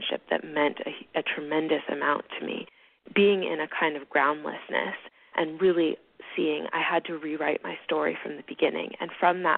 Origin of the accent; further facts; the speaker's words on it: Hawaii, United States; moved away as an adult; I grew up in Hawaii, actually, and I live here again now.